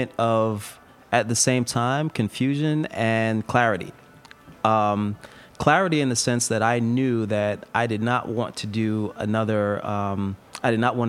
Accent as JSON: {"language": "English", "region": "East Coast", "country": "United States", "tie": "born or raised there", "also_born_or_lived": "Bay Area, California", "moved": "as an adult", "said": "I grew up on the East Coast."}